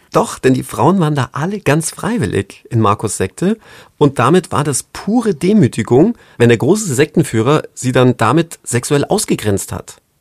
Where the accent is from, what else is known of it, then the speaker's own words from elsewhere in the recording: British / Englishman, England, United Kingdom; als waschechter Brite Englishman, a gentleman